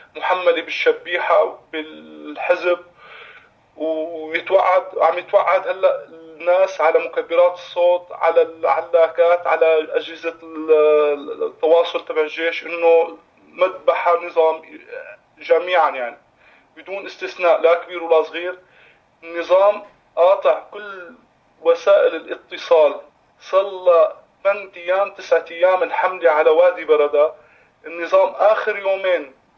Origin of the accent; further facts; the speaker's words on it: Wadi Barada, Rif Dimashq, Syria; نحن اولاد البلد